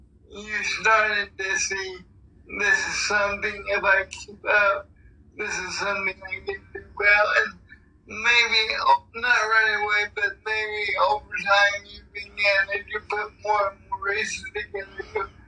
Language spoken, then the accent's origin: English; Cleveland, Ohio, United States; Well, I'm from Cleveland